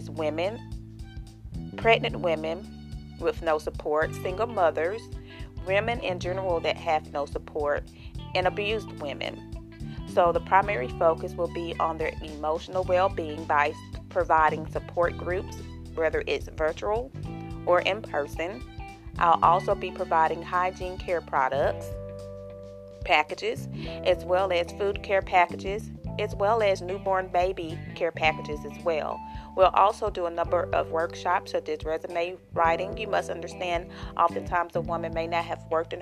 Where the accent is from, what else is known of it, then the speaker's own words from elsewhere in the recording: Chattanooga, Tennessee, United States; I'm originally from Chattanooga, Tennessee